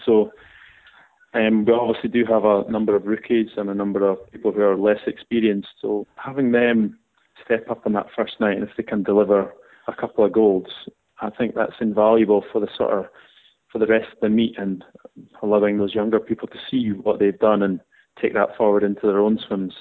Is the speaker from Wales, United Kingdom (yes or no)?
no; Scotland, United Kingdom; being a Scottish person